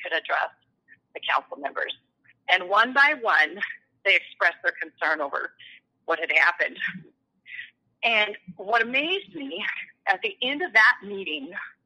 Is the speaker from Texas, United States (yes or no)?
no; Persia, Iowa, United States; moved away as an adult; also born or lived in Pella/Oskaloosa area, Iowa; now in New Sharon, United States; I grew up in Western Iowa in a little town called Persia